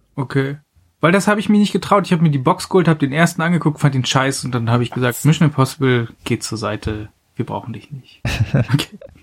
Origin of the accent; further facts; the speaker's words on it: Mecklenburg-Vorpommern, Germany; meiner Heimat Mecklenburg-Vorpommern